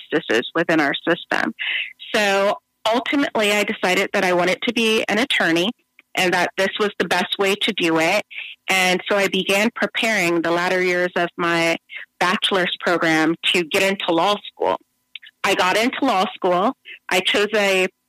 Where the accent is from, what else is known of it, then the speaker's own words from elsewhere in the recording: San Bernardino, California, United States; I am originally from San Bernardino, California. I grew up in a single-parent household, and if you know San Bernardino